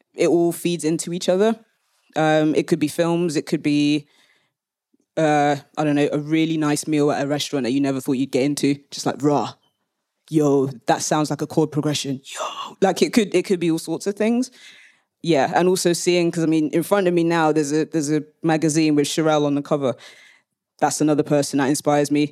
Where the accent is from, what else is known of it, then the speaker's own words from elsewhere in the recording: London, United Kingdom; now in Leeds, United Kingdom; I'm based in Leeds, though I am a Londoner, like through and through